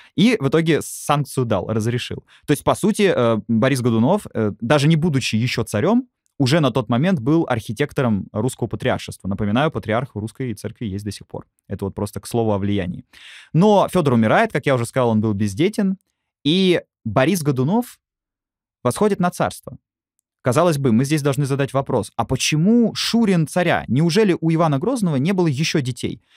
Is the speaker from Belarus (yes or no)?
no; Moscow, Russia; Я сам как москвич